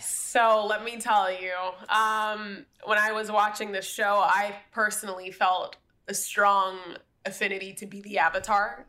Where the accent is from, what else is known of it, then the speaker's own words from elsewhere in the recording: Miami, Florida, United States; I'm from Miami, Florida